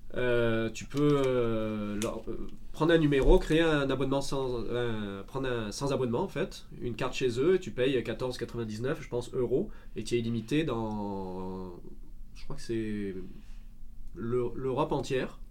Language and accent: French; Marseille, Provence-Alpes-Côte d'Azur, France; moved away; je suis de Marseille, donc du sud de la France